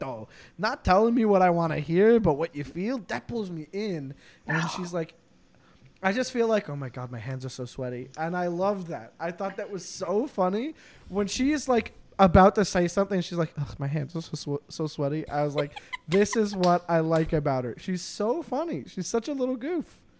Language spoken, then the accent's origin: English; Canada; I'm a Canadian